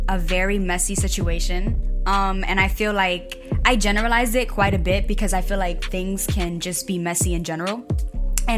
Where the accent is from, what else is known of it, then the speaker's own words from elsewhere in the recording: New York City, New York, United States; I was raised there